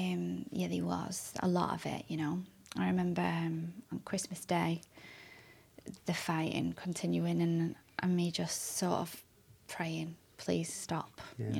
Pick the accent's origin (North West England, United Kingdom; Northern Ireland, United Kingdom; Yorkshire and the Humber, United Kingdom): North West England, United Kingdom; Manchester; also born or lived in Wilmslow; I was born in Withinshaw, in Manchester.